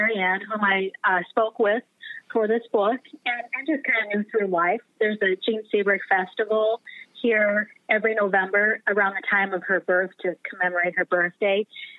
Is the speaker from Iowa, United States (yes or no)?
yes; Iowa, United States; And I'm from Iowa originally, so I knew a little bit about her. And I had some family in Marshalltown as well.